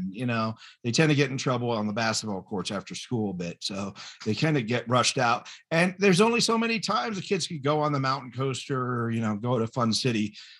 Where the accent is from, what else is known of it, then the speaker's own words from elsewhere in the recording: Fort Collins, Colorado, United States; And I grew up in Fort Collins.